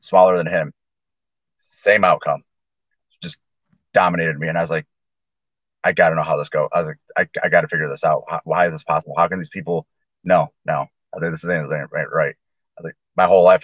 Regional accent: Allegan, Michigan, United States; also born or lived in Grand Rapids, Michigan / Kalamazoo, Michigan; here in Allegan, Michigan, a little farm town that I grew up

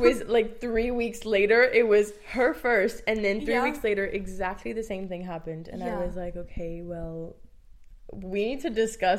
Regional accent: France; now in Ireland; I'm from France.

